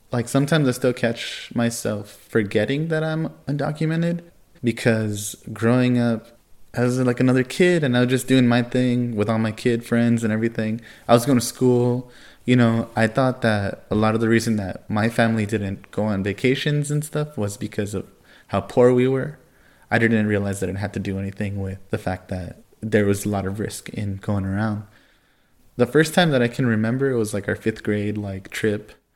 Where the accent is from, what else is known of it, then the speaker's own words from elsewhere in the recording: California, United States; I grew up in California